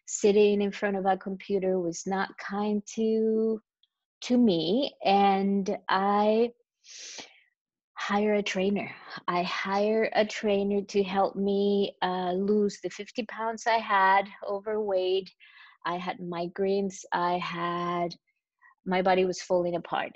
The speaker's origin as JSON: {"language": "English", "country": "Chile", "tie": "born or raised there", "also_born_or_lived": "Costa Rica", "second_language": "English", "moved": "as an adult", "lives_now": "New York, United States", "said": "I was born and grew up in Chile."}